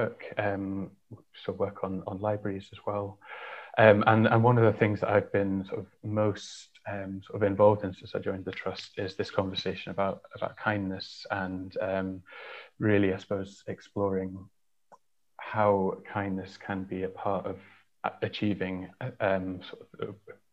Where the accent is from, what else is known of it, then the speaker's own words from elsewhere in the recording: Yorkshire and the Humber, United Kingdom; I grew up in North Yorkshire, in a small village of about 100 people.